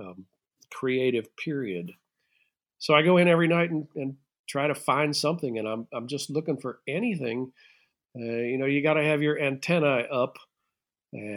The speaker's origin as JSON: {"language": "English", "country": "United States", "said": "I'm an American"}